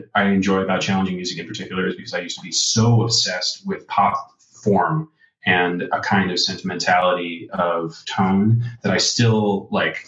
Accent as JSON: {"language": "English", "area": "outside Boston", "region": "Massachusetts", "country": "United States", "said": "I'm from Boston. I'm from outside Boston, Massachusetts."}